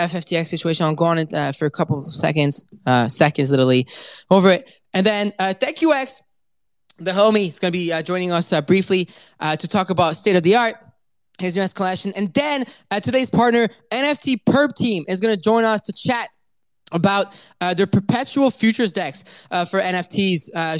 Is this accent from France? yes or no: yes; France; I am French